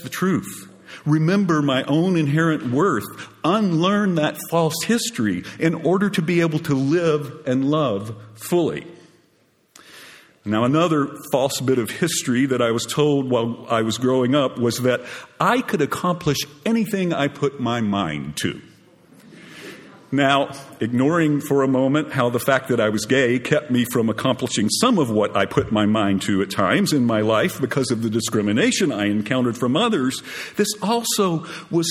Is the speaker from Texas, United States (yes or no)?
yes; Groves, Texas, United States; now in Austin, United States; I'm from Groves, Texas